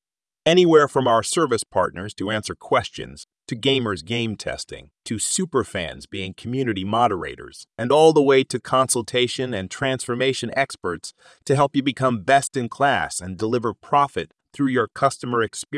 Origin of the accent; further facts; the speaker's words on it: Texas, United States; we hail from the Texas backcountry.